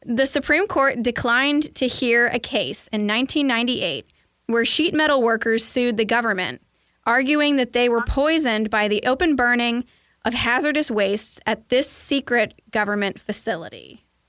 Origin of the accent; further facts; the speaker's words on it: Kentucky, United States; I'm from Kentucky